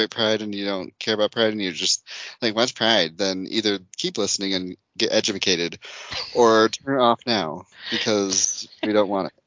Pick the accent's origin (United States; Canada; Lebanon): United States; I'm American.